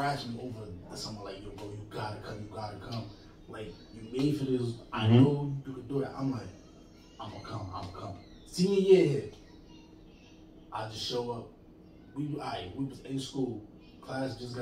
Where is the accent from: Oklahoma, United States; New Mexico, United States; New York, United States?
New York, United States; New York City; I live in the Bronx. I'm from the Bronx